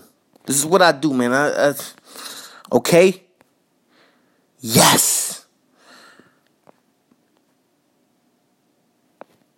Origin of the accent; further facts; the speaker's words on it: New York City, New York, United States; also born or lived in Minnesota; I was raised in Jamaica, Queens